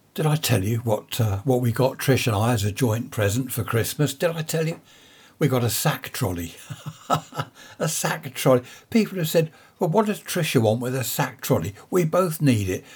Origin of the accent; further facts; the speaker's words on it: Carshalton, London, United Kingdom; I was born in Saint Helier Hospital, if anyone knows it. Carl Shorten, up in Surrey there